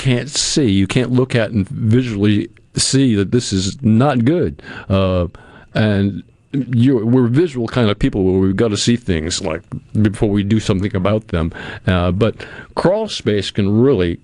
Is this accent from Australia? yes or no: no; New England, United States; now in Mississippi, United States; I grew up in New England.